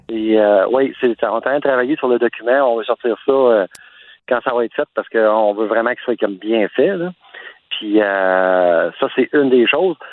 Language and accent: French; Montreal, Quebec, Canada; now in Quebec City, Canada; je viens de Montréal. Puis, le fait que je suis mobile, ben, la vie a fait que je, maintenant, je me retrouve à Québec